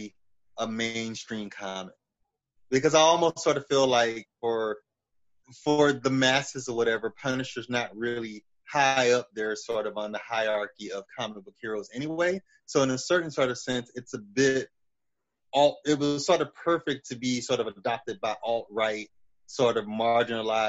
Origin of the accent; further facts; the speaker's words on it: the South, United States; as a black person growing up in the South